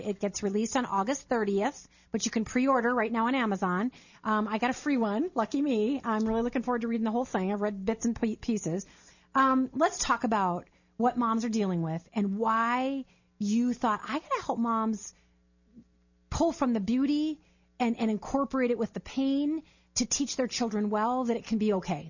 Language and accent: English; Minnesota, United States; moved away; also born or lived in Chicago, Illinois; I was born in Chicago, grew up in Minnesota